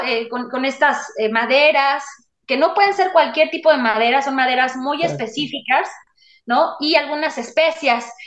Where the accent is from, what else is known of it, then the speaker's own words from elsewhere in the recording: Mexico; soy mexicana